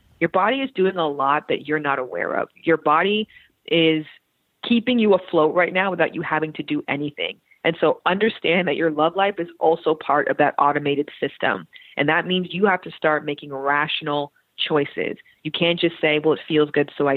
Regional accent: Canada; moved away as an adult; also born or lived in Toronto (Centennial College); now in United States; I am from Canada.

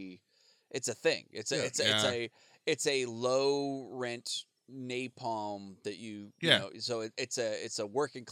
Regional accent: United States; being American

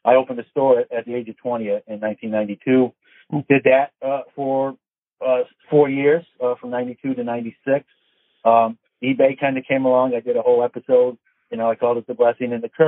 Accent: New York City, New York, United States; I grew up in New York City

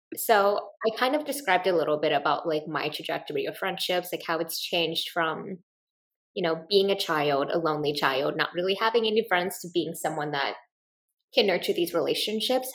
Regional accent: Midwest, United States; when I grew up in the Midwest

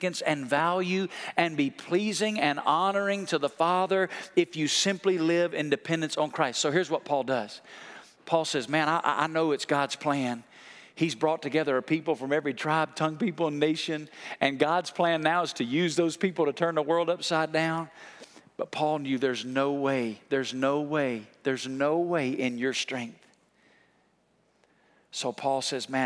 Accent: United States; moved away as an adult; also born or lived in Colorado/Utah; When I grew up in the East Coast in the Smoky Mountains

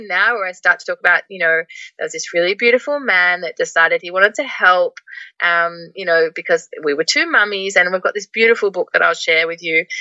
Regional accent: Melbourne, Victoria, Australia; first language English; moved away as an adult; also born or lived in Netherlands; I'm from Melbourne originally

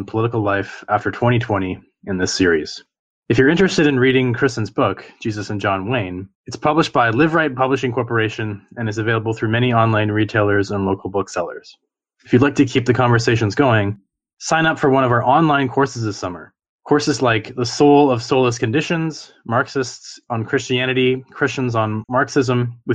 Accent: Niagara, Ontario, Canada; now in Toronto, Canada; So I grew up in Niagara. So I grew up around farmlands

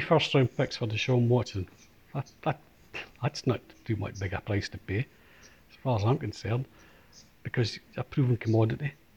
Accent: Scotland, United Kingdom; we are Scottish

